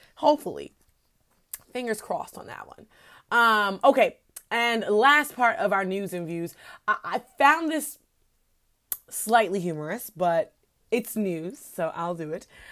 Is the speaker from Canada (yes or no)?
no; New York, United States; I'm just a New Yorker, so we're obnoxious